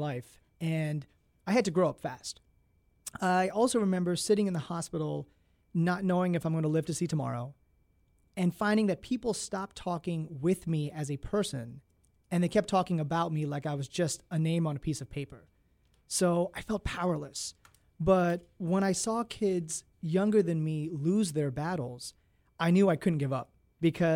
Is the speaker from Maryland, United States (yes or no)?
yes; Maryland, United States; I was born and raised in Maryland